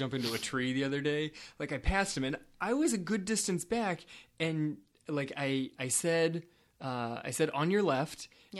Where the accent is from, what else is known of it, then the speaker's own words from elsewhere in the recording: California, United States; also born or lived in Florida; I'm from California and Florida.